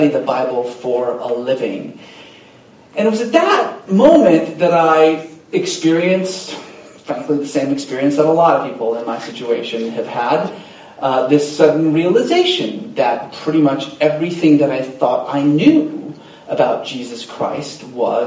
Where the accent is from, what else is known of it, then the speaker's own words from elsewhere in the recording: Iran; moved away; I was born in Iran